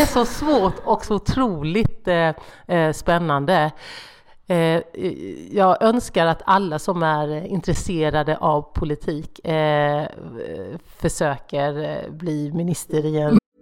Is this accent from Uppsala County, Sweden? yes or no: no; Horda, Jönköping County, Sweden; accent: Småländska; Min dialekt kommer från Hårda